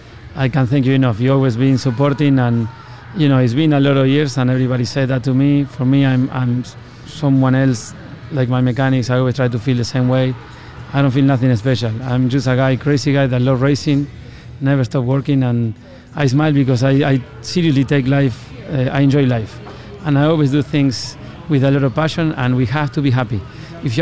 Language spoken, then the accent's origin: English; Argentina; moved away as an adult; now in United States; You know, when I came from Argentina, I was a go-kart mechanic.